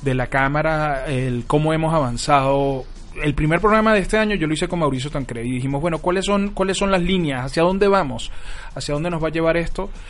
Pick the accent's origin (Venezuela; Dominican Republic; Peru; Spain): Venezuela; como venezolano que soy